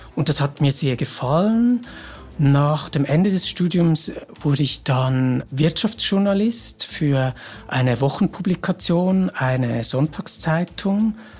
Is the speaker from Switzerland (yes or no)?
yes; Switzerland; bei uns in der Schweiz